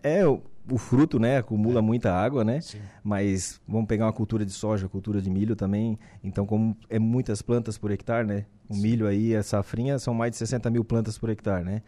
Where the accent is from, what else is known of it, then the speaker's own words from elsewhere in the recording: Brazil; sou da Sapiranga, sou natural da Sapiranga